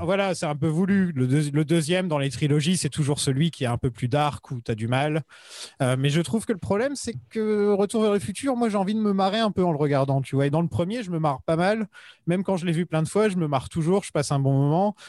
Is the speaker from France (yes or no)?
yes; France